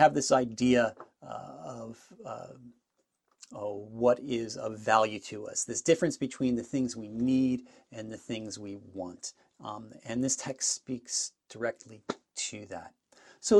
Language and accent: English; New Jersey, United States; moved away as an adult; now in Niagara Falls, Canada; I am originally from New Jersey, but now I live in Niagara Falls, Ontario, in Canada